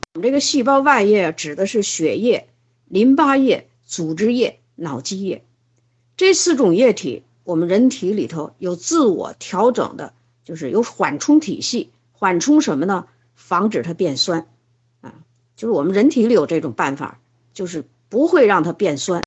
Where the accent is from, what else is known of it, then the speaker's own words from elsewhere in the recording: China; 我们中国人应该睡这个子午觉